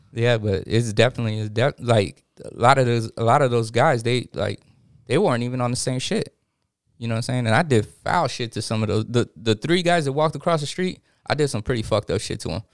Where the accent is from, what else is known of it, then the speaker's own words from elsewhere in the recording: East County, San Diego, California, United States; I'm from East County